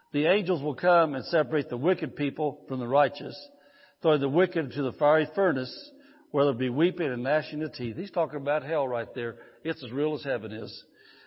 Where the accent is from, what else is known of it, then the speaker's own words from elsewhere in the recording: Indiana, United States; moved away as an adult; I grew up in a fishing family. We grew up back in Indiana. I grew up. I lived there 54 years, so I guess I did grow up there.